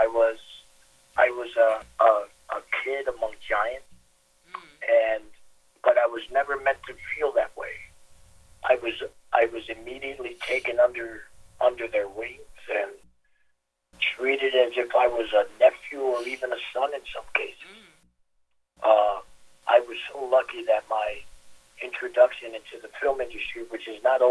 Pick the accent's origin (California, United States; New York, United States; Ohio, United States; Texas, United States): New York, United States; New York City; the neighborhoods that I grew up in Queens